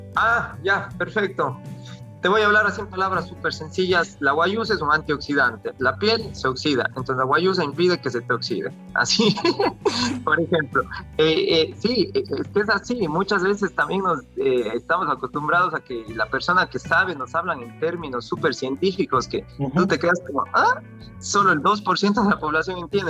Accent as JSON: {"language": "Spanish", "town": "Cuenca", "region": "Azuay", "country": "Ecuador", "also_born_or_lived": "South Korea", "moved": "as an adult", "said": "yo soy cuencano"}